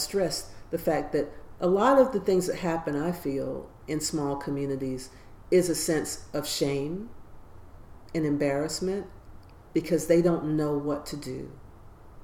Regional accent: Toccoa, Georgia, United States; moved away as an adult; also born or lived in Chicago / New Jersey / Maryland / North Carolina; now in Toccoa, United States; I grew up in Toccoa.

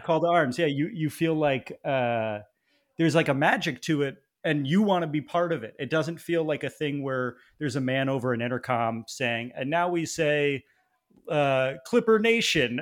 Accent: East Coast, United States; moved away; I grew up on the East Coast

